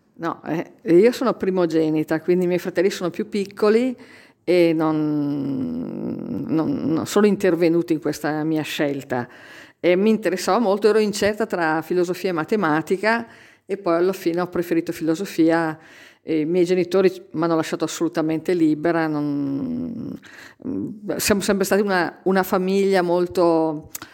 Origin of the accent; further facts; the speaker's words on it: Alta Val Trompia, Lombardy, Italy; io vengo proprio dall'Alta Valtrompia